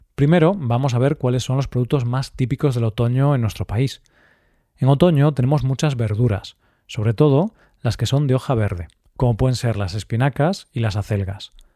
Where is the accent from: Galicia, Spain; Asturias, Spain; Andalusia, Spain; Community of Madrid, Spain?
Galicia, Spain; Galicia, mi tierra